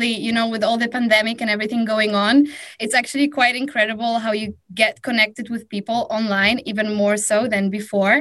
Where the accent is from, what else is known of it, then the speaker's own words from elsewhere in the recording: Warsaw, Masovian Voivodeship, Poland; I'm hailing from Warsaw, Poland.